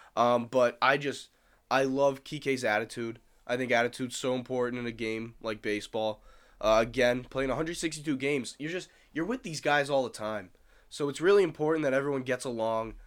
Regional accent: Massachusetts, United States; I'm from Mass

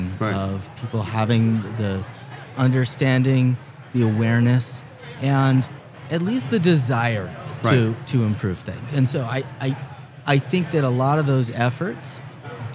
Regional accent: Boston, Massachusetts, United States; now in New York, United States; I was born in Boston, lived my adult life in New York.

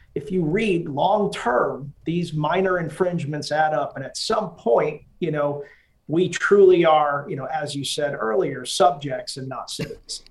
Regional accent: Massachusetts, United States; I grew up in Massachusetts

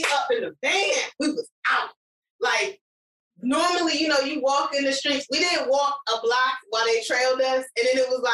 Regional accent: upstate New York, United States; in New York, or where I was from, in upstate New York

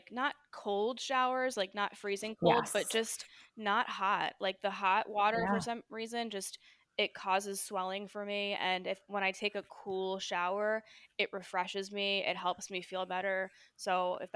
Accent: New Jersey, United States; moved away; I'm from New Jersey originally

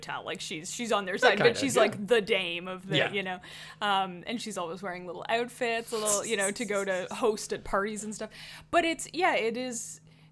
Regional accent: Canada; we're from Canada

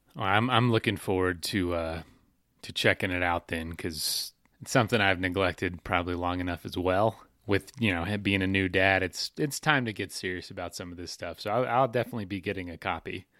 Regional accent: Florida, United States; I'm from Florida

